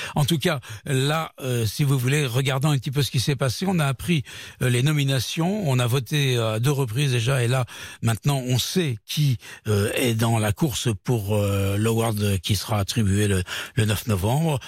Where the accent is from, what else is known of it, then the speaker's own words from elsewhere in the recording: France; chez nous à Paris, en France